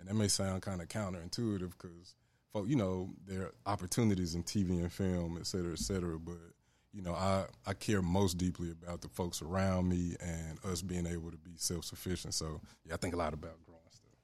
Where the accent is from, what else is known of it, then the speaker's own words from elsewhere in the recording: Memphis, Tennessee, United States; growing up in Memphis